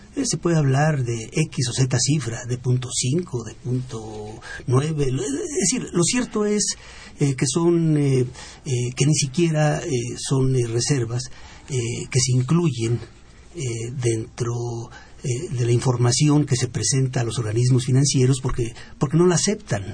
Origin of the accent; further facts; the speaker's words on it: Mexico; como mexicano